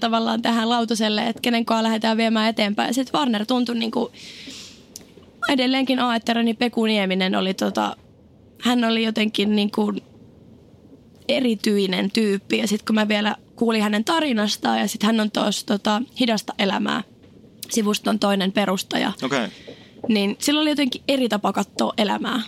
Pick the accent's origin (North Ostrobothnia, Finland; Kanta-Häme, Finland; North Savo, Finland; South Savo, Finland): North Ostrobothnia, Finland; Oulu; moved away; Mä olin oululainen, mä en tuntenut ketään. Lukio kesken.